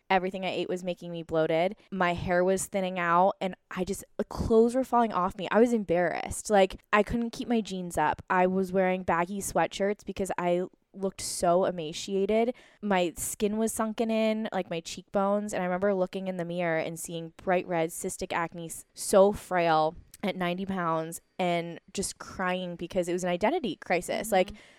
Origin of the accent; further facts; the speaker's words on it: East Coast, United States; I grew up on the East Coast, very traditional medicine, going to the primary care doctor, so I didn't understand.